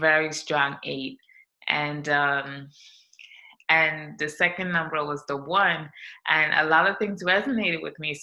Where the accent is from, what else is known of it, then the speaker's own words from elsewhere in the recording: St. Vincent & Grenadines; moved away as an adult; now in United States; I'm from the Caribbean. I'm from St. Vincent and the Grenadines. It's a small island in the South Caribbean, and I came to the U.S. when I was 19.